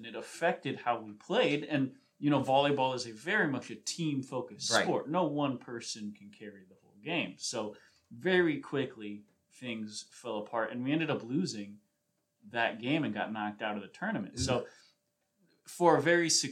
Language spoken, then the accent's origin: English; East Coast, United States; moved away; So I grew up on the East Coast.